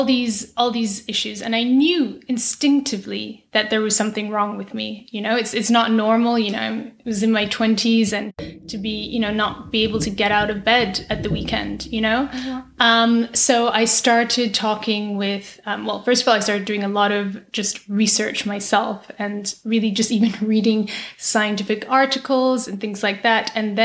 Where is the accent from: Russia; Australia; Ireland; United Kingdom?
United Kingdom; Aberdeen, Scotland; moved away as an adult; also born or lived in England / Brussels; now in New York, United States; So not that you can tell by my accent, but I actually grew up in Aberdeen in Scotland. Mm-hmm. And then I went to uni in England, and then I moved to work in Brussels. And then from Brussels, I moved to New York.